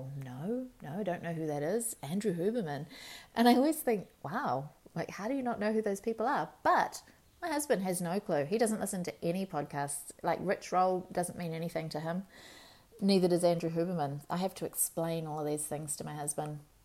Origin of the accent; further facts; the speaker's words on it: Marlborough Sounds, New Zealand; When we were kids, we grew up in the Marlborough Sounds.